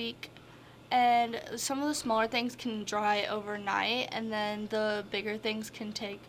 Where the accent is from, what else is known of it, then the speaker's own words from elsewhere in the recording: Wayne City, Illinois, United States; I'm from Wayne City